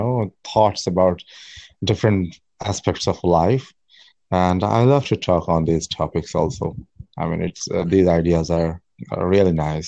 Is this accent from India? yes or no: yes; India; first language Bengali; English is a second language; I'm from India.